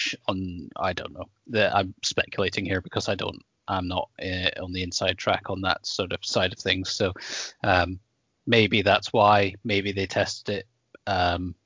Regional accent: Scotland, United Kingdom; I'm all about being Scottish

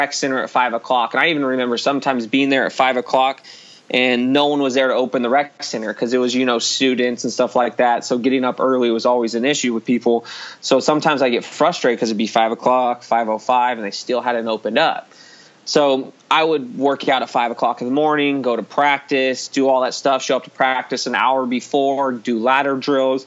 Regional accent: Hanford, California, United States; moved away; I'm originally from Central California. It's Hanford, California, but I say Fresno, California

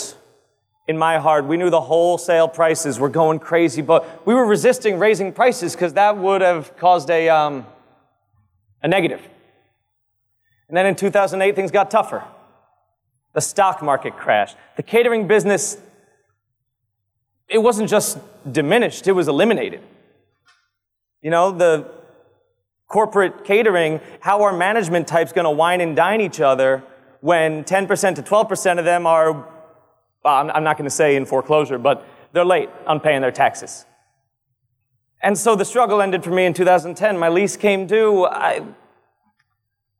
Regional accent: Old Bridge, New Jersey, United States; now in Manalapan, United States; I'm in Manalapan, conveniently located to my hometown of Old Bridge

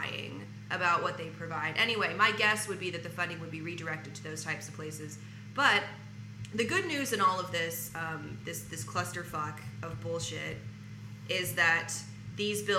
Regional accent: Arkansas, United States; now in Los Angeles, United States; I'm from Arkansas

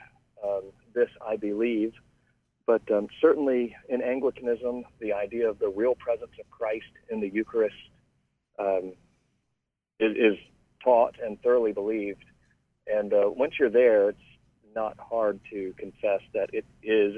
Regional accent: Raleigh, North Carolina, United States; moved away; served a curacy or a cure in a church in Raleigh, North Carolina, my hometown

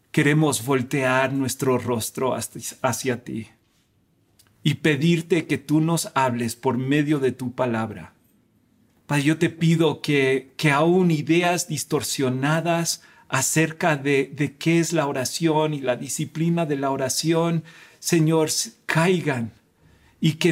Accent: Spain; also born or lived in United States; Yo nací en Estados Unidos, pero me crié en España. Y, en, España es un país católico como México.

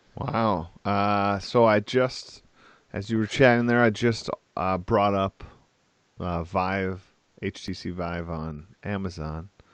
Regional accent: Wisconsin, United States; I'm from Wisconsin

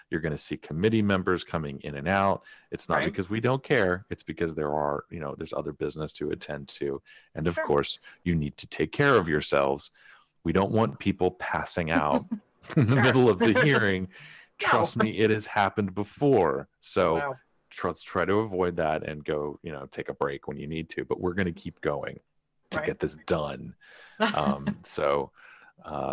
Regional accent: Ohio, United States; moved away; I grew up in Ohio for a little bit

